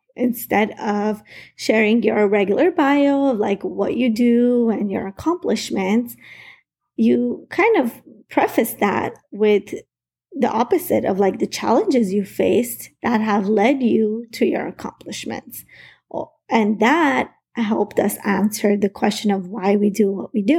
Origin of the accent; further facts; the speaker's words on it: United States; I wasn't born in the U.S. I was 5 years old when my family immigrated here